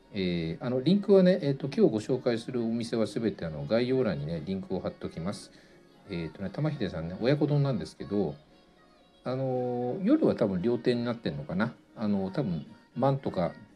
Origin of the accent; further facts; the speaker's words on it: Tokyo, Japan; 僕は東京生まれなんでねあの醤油がラーメンをね子供の頃から食べてたんですが